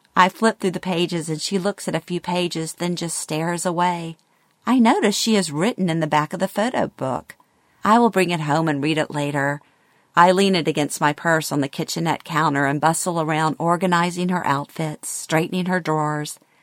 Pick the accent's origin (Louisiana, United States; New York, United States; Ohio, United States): Louisiana, United States; born or raised there; moved away